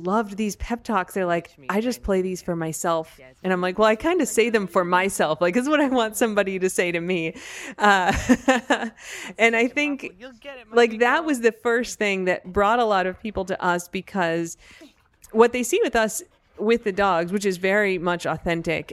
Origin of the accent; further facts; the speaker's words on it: United States; an American